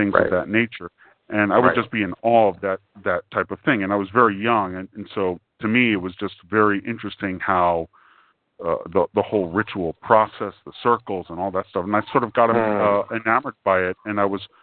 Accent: New York City, New York, United States; because I came from New York City

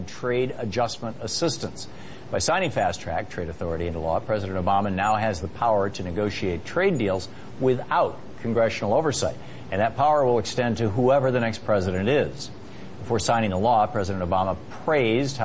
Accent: United States; I'm an American

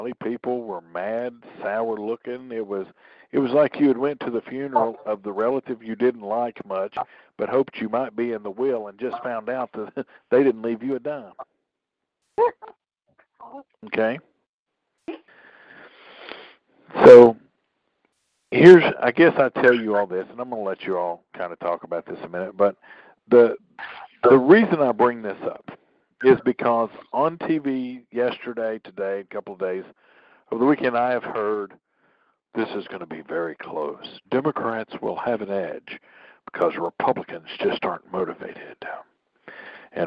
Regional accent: Tennessee, United States; My home state of Tennessee

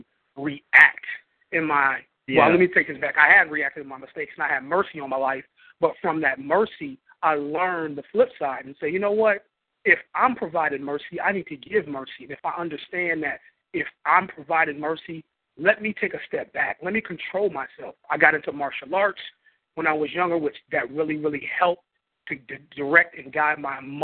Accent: Flint, Michigan, United States; Flint, Michigan. A Flintstone to the bone, Flint, Michigan

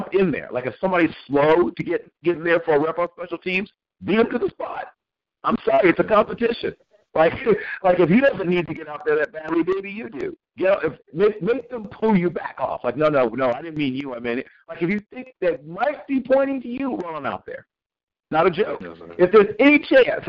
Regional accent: Norfolk, Virginia, United States; I grew up in Norfolk and Virginia Beach

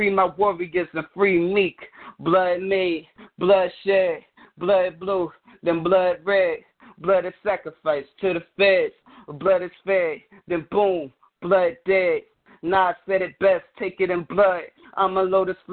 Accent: North Carolina, United States; I'm from North Carolina

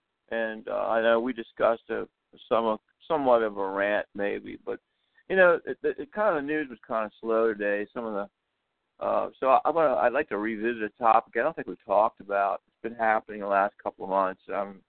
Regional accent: Washington, District of Columbia, United States; I'm from Washington, D.C.

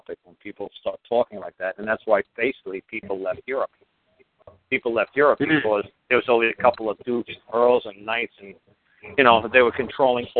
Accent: United States; I'm from the United States

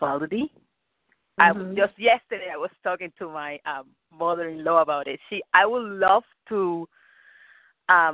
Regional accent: Cuba; English is a second language; now in Rhode Island, United States; I'm Cuban. I'm from Cuba

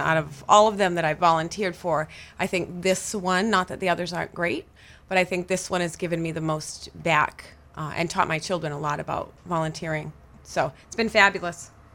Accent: Minot, Maine, United States; I grew up in Minot.

